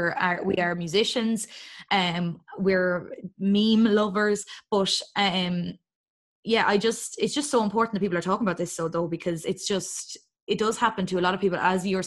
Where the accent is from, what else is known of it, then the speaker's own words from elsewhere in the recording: Longford, Leinster, Ireland; I am from Longford.